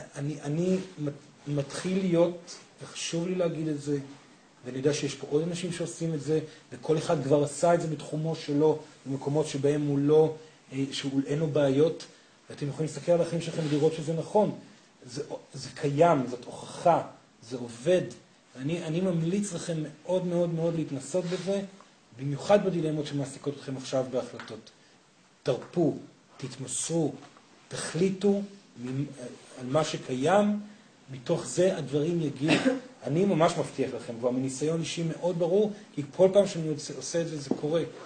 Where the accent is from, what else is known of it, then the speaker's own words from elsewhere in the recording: Israel; אני קיבוצניק